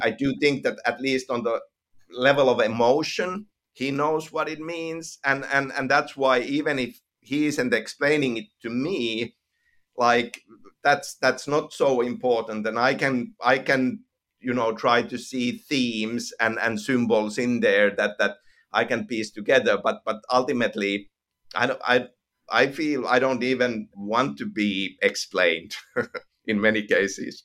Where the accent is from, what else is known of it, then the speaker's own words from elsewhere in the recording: Finland; accent: Finnish; first language Finnish; English is a second language; I'm from Finland, and, and, and kind of growing up in Finland